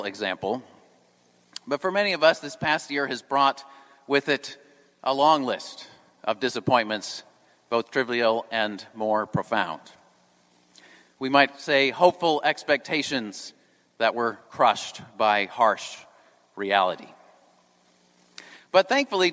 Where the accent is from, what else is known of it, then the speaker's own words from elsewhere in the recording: New England, United States; moved away; I'm from New England